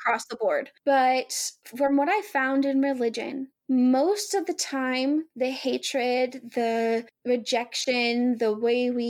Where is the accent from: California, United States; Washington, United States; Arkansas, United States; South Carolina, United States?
Arkansas, United States; I'm from Arkansas